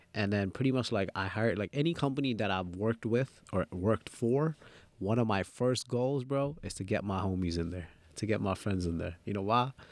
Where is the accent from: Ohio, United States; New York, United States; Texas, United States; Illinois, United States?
New York, United States; New York City; English is a second language; also born or lived in Dhaka, Bangladesh; So I came straight from Dhaka, and I, and I moved to Jamaica Queens